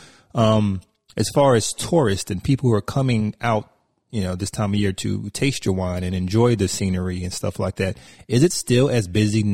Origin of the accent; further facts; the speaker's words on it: North Carolina, United States; moved away; also born or lived in Virginia; I grew up in North Carolina. I went to school in Virginia.